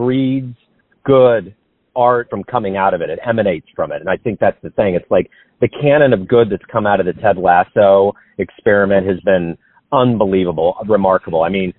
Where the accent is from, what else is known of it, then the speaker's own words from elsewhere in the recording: Kansas City, United States; I'm from Kansas City